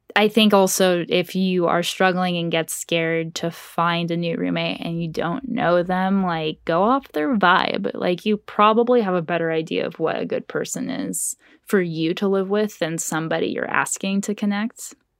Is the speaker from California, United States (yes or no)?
yes; Orange County, California, United States; moved away as an adult; now in Los Angeles, United States; growing up in Orange County was, like, a sea of Republicans